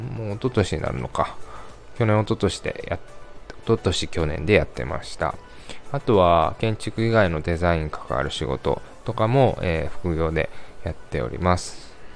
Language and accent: Japanese; Kansai, Japan; accent: Kansai dialect; 出身生まれは関西で今も関西に住んでいますなのでちょくちょく関西弁が出ますが、えー、関西出身なのでご容赦ください